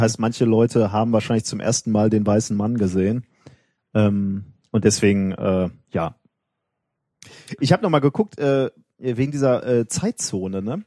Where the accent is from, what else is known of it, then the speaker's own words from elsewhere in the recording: Germany; wenn man als Deutscher im Ausland ist